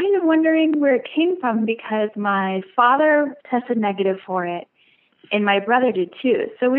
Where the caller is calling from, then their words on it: Cincinnati, Ohio, United States; Hi, I'm calling from Cincinnati.